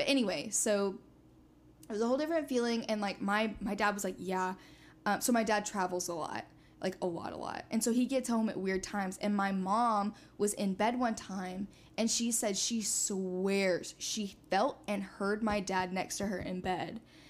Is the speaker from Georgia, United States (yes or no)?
yes; Georgia, United States; also born or lived in Indiana; So I grew up in South Georgia for the most part.